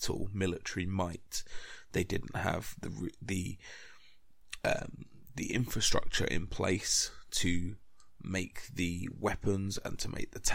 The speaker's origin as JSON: {"language": "English", "country": "United Kingdom", "said": "being British"}